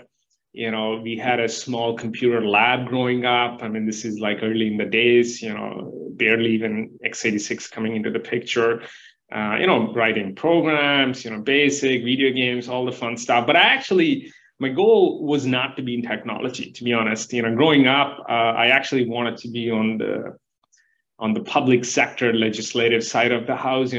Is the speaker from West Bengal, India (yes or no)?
no; near Hyderabad, Telangana, India; moved away as an adult; also born or lived in Florida; I grew up in India, you know, close to Hyderabad